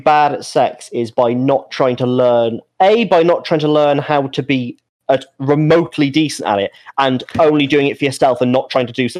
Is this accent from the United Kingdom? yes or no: yes; Birmingham, West Midlands, United Kingdom; also born or lived in Thailand; Oh, I'm from Birmingham, but I used to live in Thailand. Anyway, when I was in Thailand, blah, blah, blah